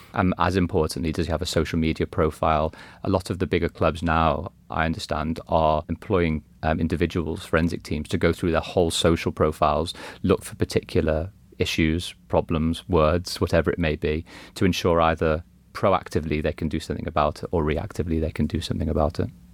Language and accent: English; Liverpool, North West England, United Kingdom; growing up in Liverpool as a kid